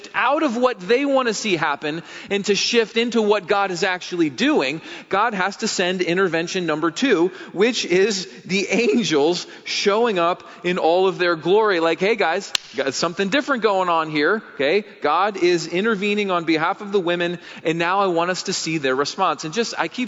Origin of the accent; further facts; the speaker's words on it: England, United Kingdom; as an English guy